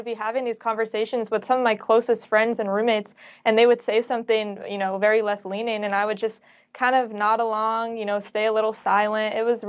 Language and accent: English; Bay Area, Northern California, United States; also born or lived in San Diego; I'm actually from the Bay Area, so Northern California.